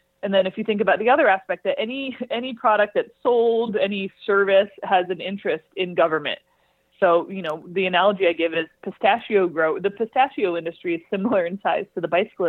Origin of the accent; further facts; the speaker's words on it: California, United States; I'm from California.